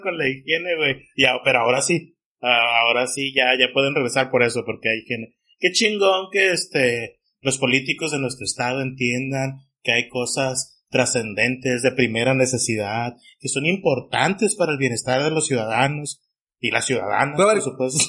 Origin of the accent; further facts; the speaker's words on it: Mexico; para mí como mexicano